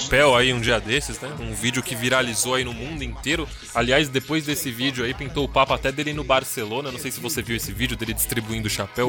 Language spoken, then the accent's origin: Portuguese; São Paulo, Brazil; É um, um, bairro ali onde eu cresci também